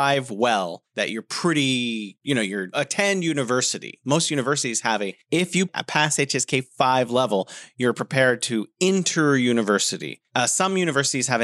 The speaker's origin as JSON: {"language": "English", "town": "San Francisco", "region": "California", "country": "United States", "also_born_or_lived": "South Korea", "moved": "as an adult", "lives_now": "China", "said": "living back at home in San Francisco"}